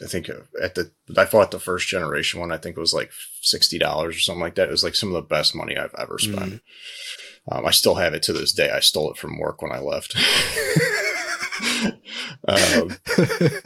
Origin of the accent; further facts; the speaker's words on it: Chicago, Illinois, United States; I'm from the Chicago area